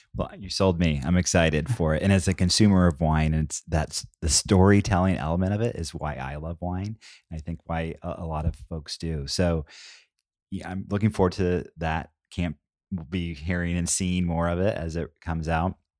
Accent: Southern Oregon, United States; I grew up in Southern Oregon

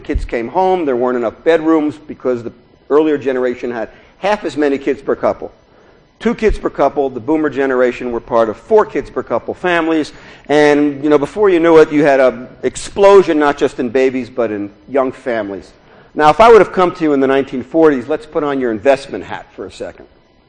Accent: Newark, New Jersey, United States; moved away as an adult; also born or lived in Big Sur, California / Berkeley, California; now in Orinda, United States; I grew up in Newark, New Jersey, for any of you who want a historical reference, and came out to California.

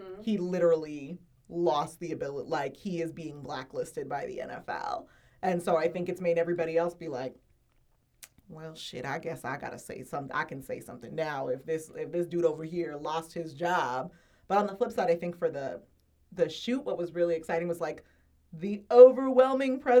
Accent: San Diego, California, United States; I'm from San Diego

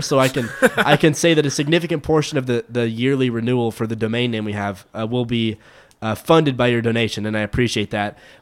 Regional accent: Midland, Texas, United States; also born or lived in Frisco, Texas area; now in Frisco area, United States; my hometown Rockhound boys

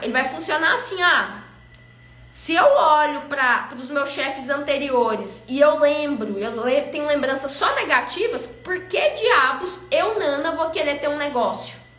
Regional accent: Goiânia, Goiás, Brazil; eu fui criada aqui em Goiânia

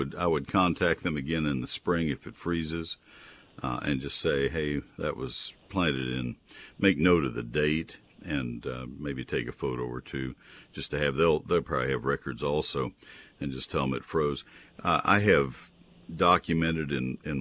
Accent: College Station, Texas, United States; also born or lived in Ohio / Farmers Branch, Texas; I'm a native Texan, but I grew up in College Station.

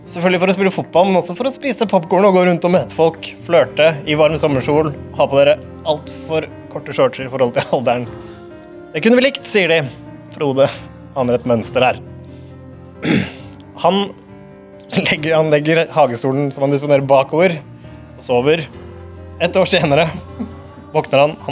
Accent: Oslo, Norway; Jeg har mye god Oslo-historie, eh, og jeg tenkte at det kunne være passende siden jeg er fra Nordstrand

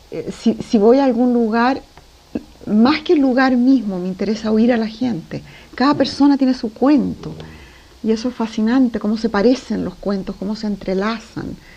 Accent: Lima, Peru; born there; also born or lived in Chile; Nací en Lima, mi padre abandonó a mi madre, nos vinimos a Chile, después mi mamá se casó con un diplomático, fuimos viajando por el mundo.

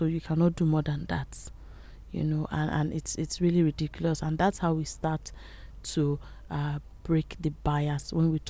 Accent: Nigeria; you know, talking about as a Nigerian woman, you know, you cannot

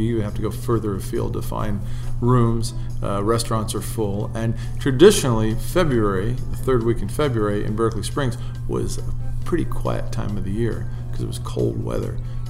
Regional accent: Italy; moved away; I grew up overseas in Italy, and my parents didn't let me drink soft drinks.

